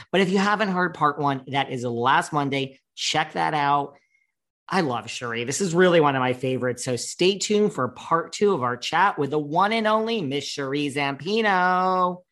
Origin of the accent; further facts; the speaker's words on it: New York, United States; I'm from New York